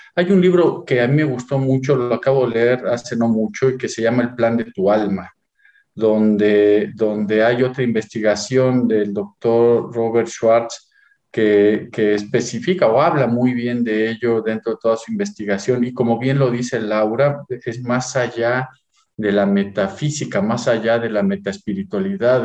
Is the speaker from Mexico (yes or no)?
yes; Mexico; nací en México